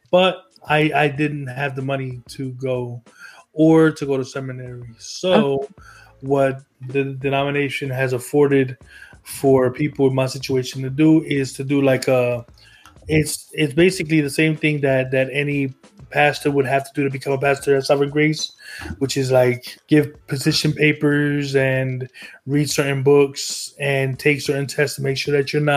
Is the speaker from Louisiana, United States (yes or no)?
no; New Jersey, United States; moved away; I'm from New Jersey